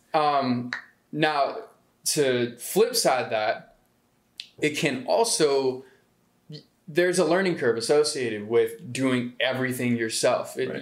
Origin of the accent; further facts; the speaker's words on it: Atlanta, Georgia, United States; also born or lived in Waterloo, Iowa; I was born in Waterloo, Iowa. I moved to Atlanta in about 2005 when I was like nine years old. So I'm pretty much from Atlanta